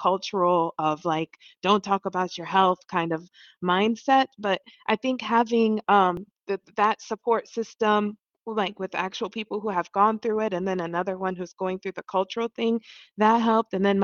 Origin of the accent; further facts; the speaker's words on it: DR Congo; also born or lived in Ohio; now in New York, United States; I'm originally from Congo